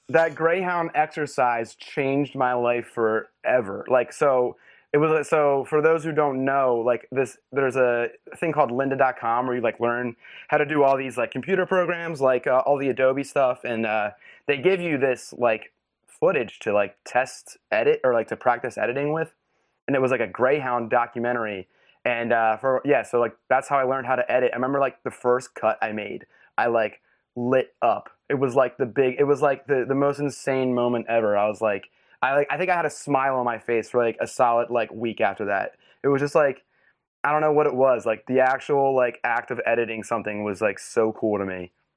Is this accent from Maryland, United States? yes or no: no; West Chester, Pennsylvania, United States; moved away; I grew up in Westchester, Pennsylvania, which is, like, a suburb right outside of Philly